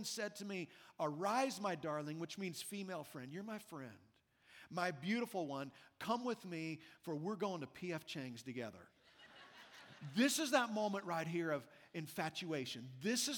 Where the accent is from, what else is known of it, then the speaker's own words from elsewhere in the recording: Midwest, United States; now in Las Vegas, United States; I've lived in Vegas now for 24 years. I grew up in the Midwest where the winters are brutal.